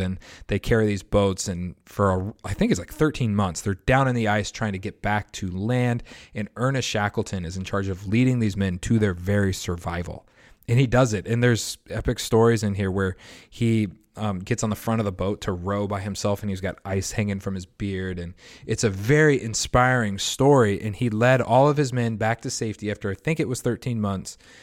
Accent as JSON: {"language": "English", "country": "United States", "tie": "born or raised there", "said": "somebody who grew up in the United States of America with a Christian heritage"}